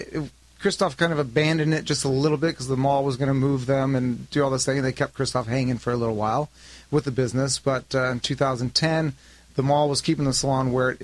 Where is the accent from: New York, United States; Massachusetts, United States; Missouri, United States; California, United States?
California, United States; Los Angeles; also born or lived in Costa Mesa, California; Yeah, I grew up born in Woodland Hills